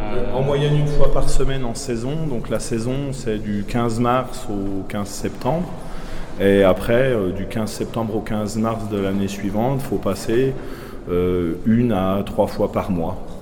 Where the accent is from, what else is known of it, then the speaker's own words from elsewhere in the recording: Doubs, Bourgogne-Franche-Comté, France; Je suis pas du Jura, moi, je suis du Doubs. je suis d'un des derniers villages euh, du Doubs euh, sur la frontière du Jura